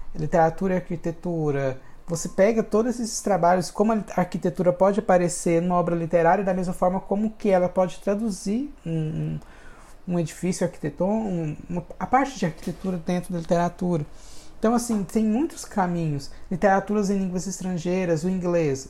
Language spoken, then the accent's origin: Portuguese; Hidrolândia, Goiás, Brazil; Eu nasci em Goiás, sou goiano de nascimento e fui criado em Hidrolândia, que é uma cidade. Minha primeira infância foi em Hidrolândia